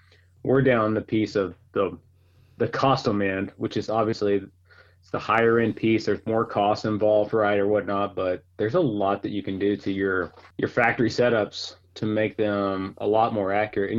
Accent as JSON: {"language": "English", "town": "Mountain Home", "region": "Arkansas", "country": "United States", "tie": "born or raised there", "also_born_or_lived": "north of Atlanta, Georgia", "moved": "as an adult", "lives_now": "Howell, United States", "said": "I'm born and raised actually from Arkansas. I grew up in the Ozark Mountains"}